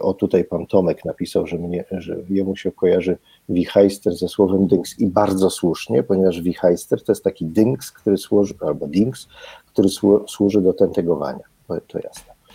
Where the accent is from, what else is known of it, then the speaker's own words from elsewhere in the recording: Kraków, Lesser Poland, Poland; ja jestem z Krakowa i po prostu wszystko zdrabniam